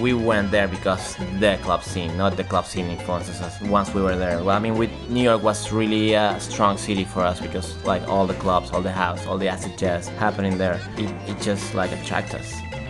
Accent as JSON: {"language": "English", "country": "Venezuela", "tie": "born or raised there", "said": "growing up in Venezuela is a place where you, like, we used to get a lot of disco"}